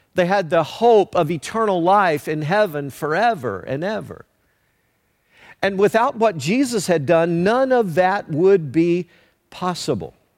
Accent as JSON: {"language": "English", "town": "Leoma", "region": "Tennessee", "country": "United States", "tie": "born or raised there", "said": "growing up in Leoma, Tennessee"}